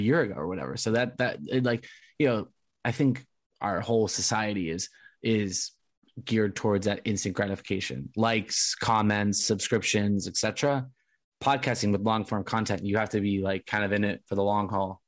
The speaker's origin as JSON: {"language": "English", "region": "Southern California", "country": "United States", "tie": "born or raised there", "said": "I grew up in SoCal"}